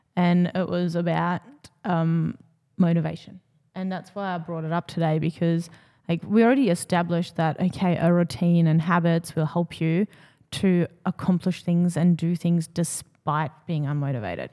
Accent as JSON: {"language": "English", "country": "Germany", "tie": "born or raised there", "moved": "yes", "said": "growing up in Germany"}